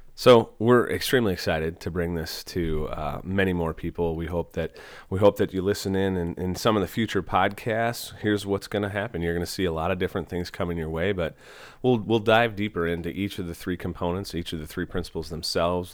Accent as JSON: {"language": "English", "town": "Fall Creek", "region": "Wisconsin", "country": "United States", "tie": "born or raised there", "also_born_or_lived": "Platteville, Wisconsin / Iowa", "moved": "as an adult", "lives_now": "Des Moines, United States", "said": "I'm originally from Wisconsin. I uh, grew up in a small town, Fall Creek"}